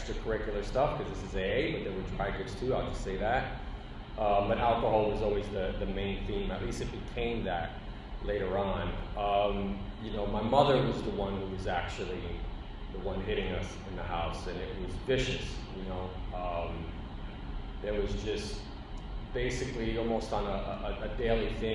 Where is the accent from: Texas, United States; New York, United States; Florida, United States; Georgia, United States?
New York, United States; New York City; I grew up in the Bronx in a housing